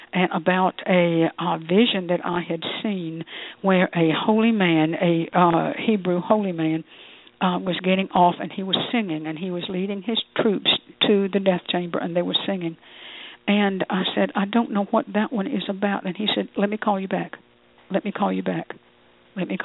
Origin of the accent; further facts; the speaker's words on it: United States; I'm an American.